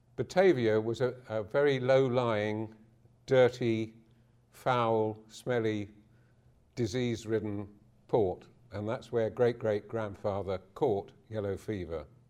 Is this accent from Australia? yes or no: no; London, United Kingdom; now in Harwich, United Kingdom; me, of Harwich, Essex, but I was born in Deptford in nineteen thirty-six